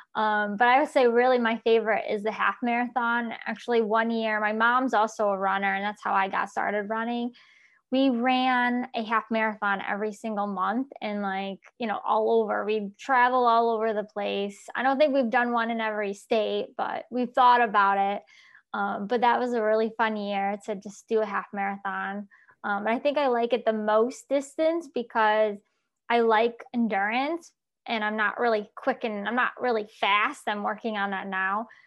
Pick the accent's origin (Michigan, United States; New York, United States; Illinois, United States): New York, United States; Syracuse, Albany area, upstate; now in Florida, United States; I originally from New York, And I now am in Florida.